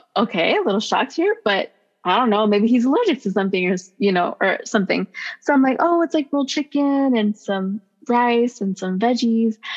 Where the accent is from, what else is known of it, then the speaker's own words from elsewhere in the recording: Los Angeles, California, United States; I'm from Los Angeles